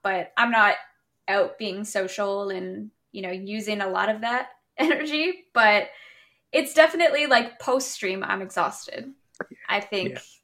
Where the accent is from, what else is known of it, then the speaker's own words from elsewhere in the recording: Canada; I'm from Canada